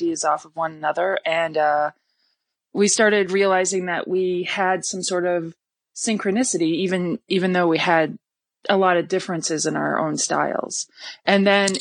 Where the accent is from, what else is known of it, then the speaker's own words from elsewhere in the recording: Wisconsin, United States; moved away as an adult; also born or lived in Minneapolis / New York; I'm originally from Wisconsin, but at the time I was living in Minneapolis